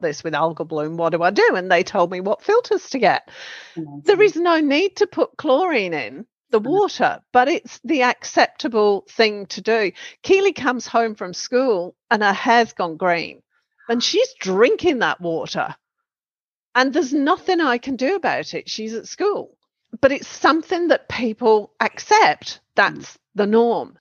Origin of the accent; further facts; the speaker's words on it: Western Australia, Australia; moved away; also born or lived in New South Wales; we're from Western Australia.